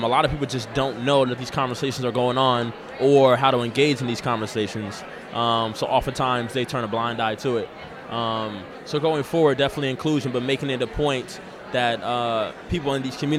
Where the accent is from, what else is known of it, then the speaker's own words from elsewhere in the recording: Seattle, Washington, United States; also born or lived in Boston, Massachusetts; I moved to Seattle in the sixth grade in 2000